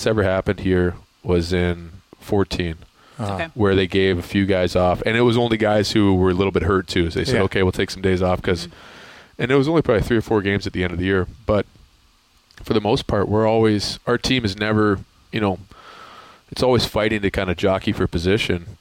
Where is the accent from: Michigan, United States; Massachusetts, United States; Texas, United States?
Michigan, United States; Grand Ledge; moved away; also born or lived in North Dakota; A small town called Grand Ledge